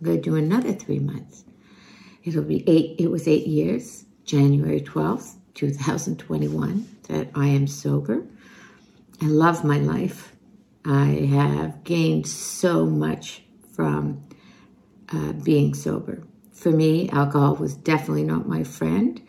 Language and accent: English; Montreal, Quebec, Canada; I am from Montreal